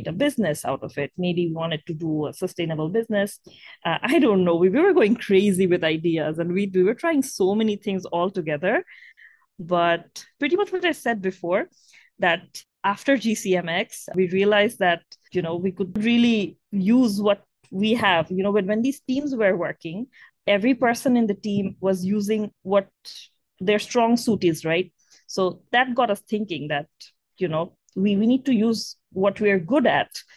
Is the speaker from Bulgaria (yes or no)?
no; Bangladesh; we're from Bangladesh and Bangladesh is one of the most climate vulnerable countries in the world